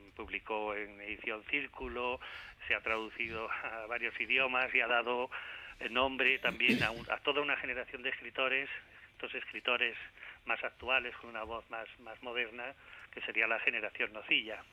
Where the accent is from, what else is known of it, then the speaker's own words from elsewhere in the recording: Spain; nosotros, los de aquí de la península